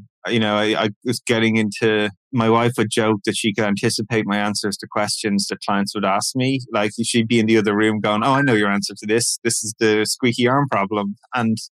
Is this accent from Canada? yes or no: no; Ireland; moved away; I'm from Ireland